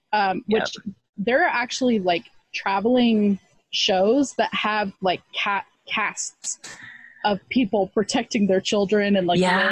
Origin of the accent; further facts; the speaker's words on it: Texas, United States; we grew up in Texas.